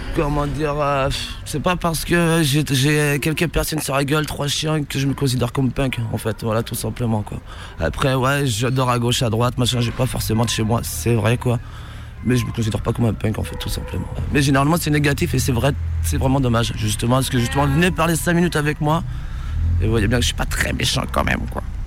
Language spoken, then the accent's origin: French; Brittany, France; moved away as an adult; je suis de Bretagne à l'origine